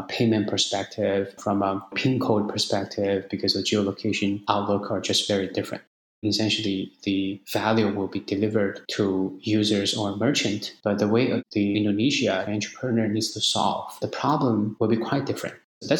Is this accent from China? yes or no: yes; China; We have me as a Chinese face